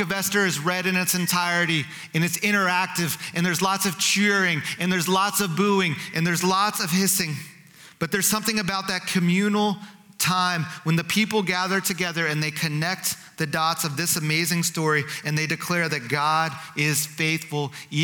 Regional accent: New Jersey, United States; Growing up in New Jersey, outside of New York City, I grew up in a community that was 40% Jewish

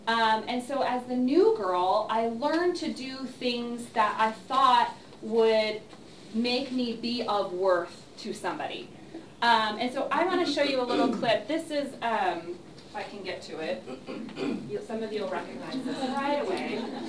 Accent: California, United States; also born or lived in Ohio / Missouri; So I was born in Ohio, lived there for 3 years, moved to Missouri, lived there for 3 years, moved to Southern California, lived there for a few years, two different places in Southern California.

